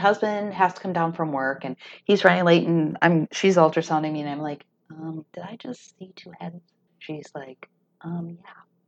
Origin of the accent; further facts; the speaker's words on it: North Dakota, United States; growing up in a conservative community, growing up in North Dakota